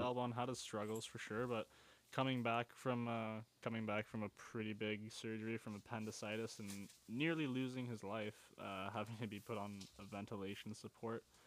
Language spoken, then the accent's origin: English; Canada